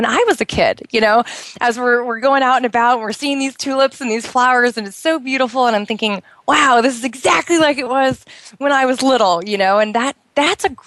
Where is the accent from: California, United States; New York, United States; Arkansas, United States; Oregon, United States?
Oregon, United States; moved away as an adult; now in Bahrain; it rained a lot in Oregon where I grew up